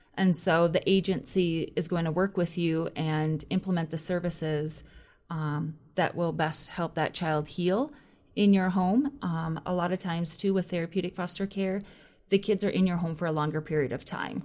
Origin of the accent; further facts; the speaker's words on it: Minnesota, United States; moved away; I'm originally from Minnesota